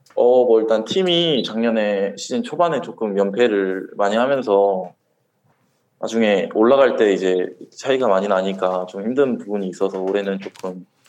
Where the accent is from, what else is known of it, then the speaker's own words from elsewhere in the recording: Gwangju, South Korea; moved away as an adult; also born or lived in Masan, Changwon; now in Changwon, South Korea; 저는 광주에 수편 음. 왔는데요. 음. 아. 아버지께서 고향이 거긴데